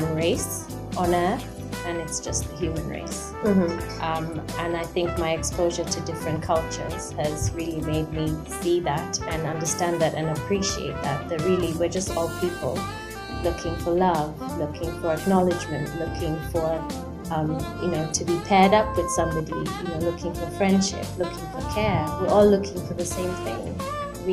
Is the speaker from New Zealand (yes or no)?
no; Nakuru, Nakuru County, Kenya; moved away; also born or lived in United Kingdom; I was born in Nakuru. My mom is Russian. My dad is Kenyan. And I grew up here in Kenya until I moved to the UK, and I was in the UK for about 15 years.